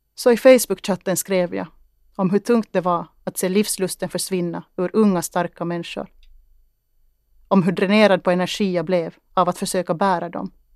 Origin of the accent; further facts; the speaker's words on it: Kristinestad, Ostrobothnia, Finland; Jag tittade ut över åkrarna i Henriksdal och tänkte på att mina rötter fanns här. Att jag tittade ut över min hembygd